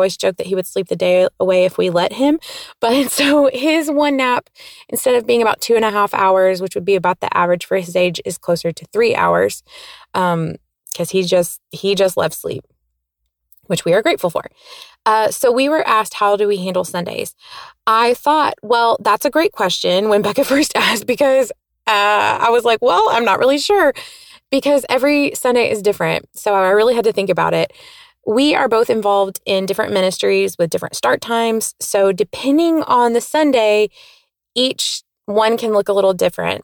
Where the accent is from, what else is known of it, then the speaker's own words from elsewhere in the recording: Nashville, Tennessee, United States; I'm from the Nashville, Tennessee area.